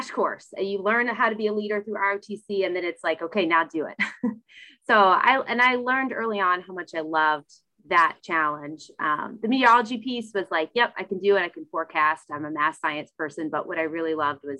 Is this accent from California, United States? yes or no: no; Louisville, Kentucky, United States; I was born and raised in Louisville